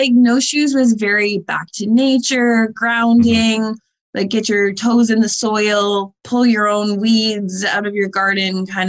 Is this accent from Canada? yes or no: yes; Windsor, Ontario, Canada; growing up in Windsor